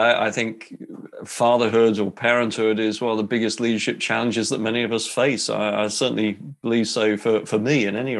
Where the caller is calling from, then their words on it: England, United Kingdom; Well, as you can tell from the accent there, yes, I'm in the UK. I'm in England. I'm west of London and west of Oxford.